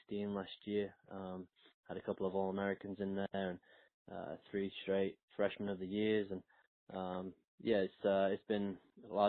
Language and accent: English; Sheffield, Yorkshire and the Humber, United Kingdom; moved away as an adult; also born or lived in North Carolina; now in United States; I'm originally from England, from Sheffield, England